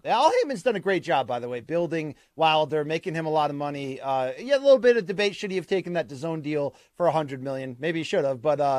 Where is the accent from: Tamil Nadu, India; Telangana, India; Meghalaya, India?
Tamil Nadu, India; Chennai; I'm from Chennai, India. I felt it was about time that I represent